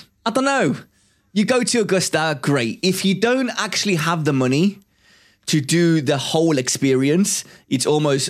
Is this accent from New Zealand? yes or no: no; Cyprus; now in England; I originally come from a very hot country. It's a very holiday type of country from Cyprus.